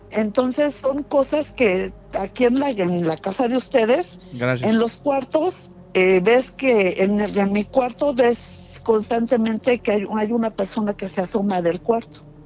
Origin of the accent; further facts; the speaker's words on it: Mexico City, Mexico; yo soy de Ciudad de México, de, de, Rosario